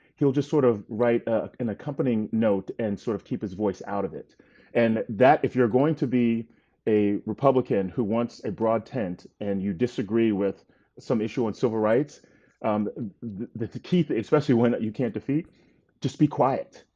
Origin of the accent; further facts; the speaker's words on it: North Carolina, United States; moved away as an adult; also born or lived in Gaithersburg, Maryland / Poughkeepsie, New York; I was born in Gaithersburg, Maryland, where they were working, um, for I B M. We lived in Poughkeepsie, New York for a little while, uh, and when I was eight, we moved to North Carolina